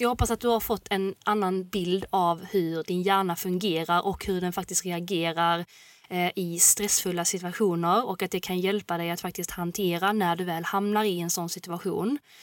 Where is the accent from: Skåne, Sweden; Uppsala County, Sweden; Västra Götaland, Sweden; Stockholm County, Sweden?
Västra Götaland, Sweden; Gothenburg; jag är från Göteborg